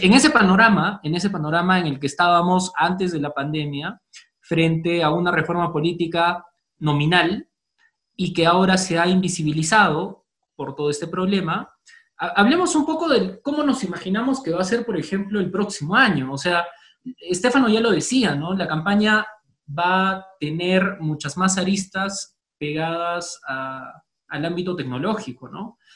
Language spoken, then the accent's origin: Spanish; Cusco, Peru; moved away; he vivido toda mi infancia en Cusco